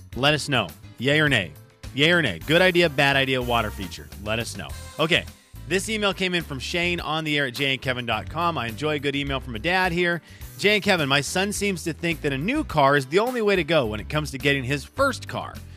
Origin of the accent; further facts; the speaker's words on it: Venezuela; moved away; growing up in Venezuela, a third world country